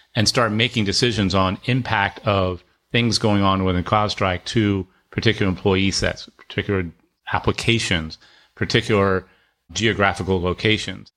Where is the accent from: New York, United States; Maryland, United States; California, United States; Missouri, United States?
Maryland, United States; Annapolis; I grew up near Annapolis, and my dad had a business